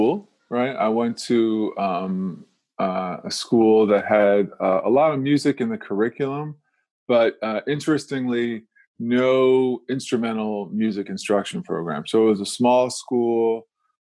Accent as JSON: {"language": "English", "town": "Silver Spring", "region": "Maryland", "country": "United States", "tie": "born or raised there", "also_born_or_lived": "Washington, D.C. / Detroit / Miami", "moved": "as an adult", "lives_now": "Phoenix, United States", "said": "I was born in D.C. and grew up around D.C. I grew up mostly in Silver Spring, Maryland"}